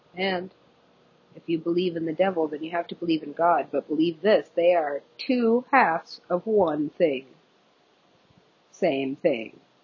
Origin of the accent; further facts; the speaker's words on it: United States; I am American